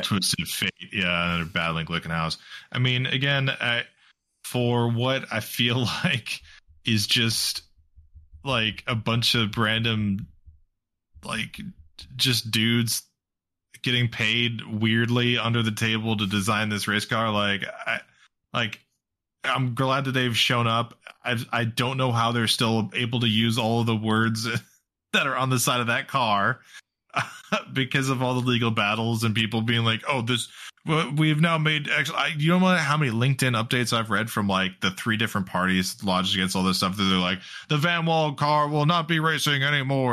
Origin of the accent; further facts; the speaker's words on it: United States; as an American